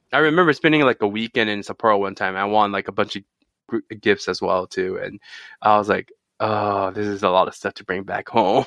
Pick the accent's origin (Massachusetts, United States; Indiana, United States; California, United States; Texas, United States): California, United States; moved away as an adult; now in Japan; as a Californian